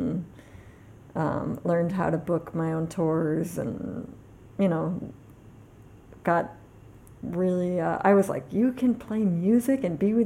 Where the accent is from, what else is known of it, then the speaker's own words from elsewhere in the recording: New York City, New York, United States; I grew up in Manhattan. Yeah, on the Upper West Side